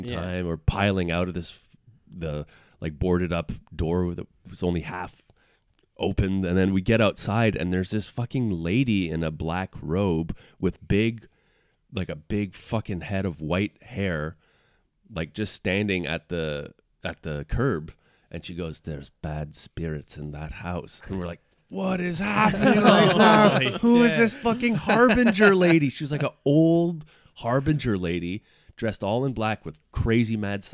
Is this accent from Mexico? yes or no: no; Montreal, Quebec, Canada; where I grew up in Montreal